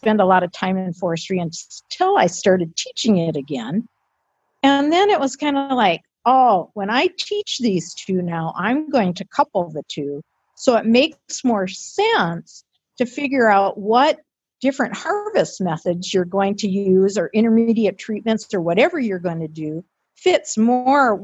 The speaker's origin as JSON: {"language": "English", "town": "Detroit", "region": "Michigan", "country": "United States", "tie": "born or raised there", "also_born_or_lived": "Grand Rapids, Minnesota", "moved": "as an adult", "said": "I was born and raised in Detroit."}